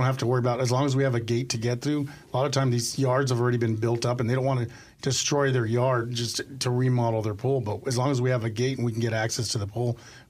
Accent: El Paso, Texas, United States; So I'm originally from El Paso, Texas, and my dad was a retired military.

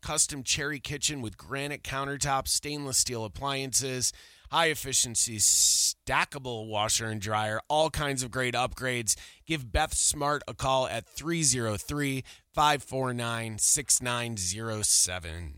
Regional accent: Buffalo, New York, United States; moved away as an adult; now in Colorado, United States; I'm from Buffalo.

